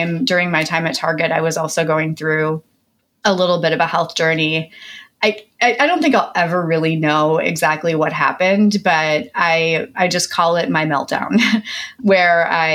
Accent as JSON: {"language": "English", "region": "Midwest", "country": "United States", "tie": "born or raised there", "said": "I grew up in the Midwest to a very blue collar family of very hardworking people."}